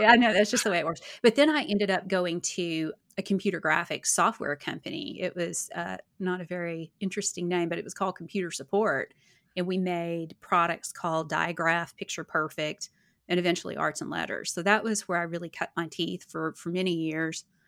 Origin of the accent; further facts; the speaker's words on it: Arkansas, United States; moved away; my hometown in Arkansas